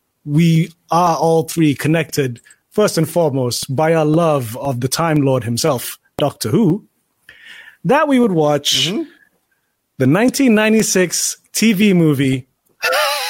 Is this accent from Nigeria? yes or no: no; England, United Kingdom; I was growing up in England.